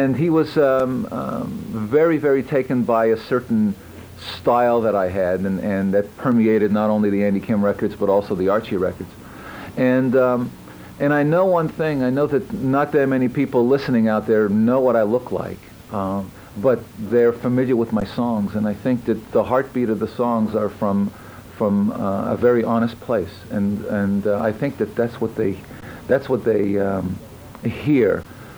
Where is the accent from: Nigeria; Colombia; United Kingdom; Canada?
Canada; Montreal, Quebec; I'm from Montreal